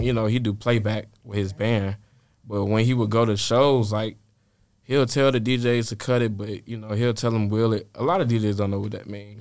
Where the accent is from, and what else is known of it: Atlanta, Georgia, United States; born or raised there; also born or lived in Richmond, Virginia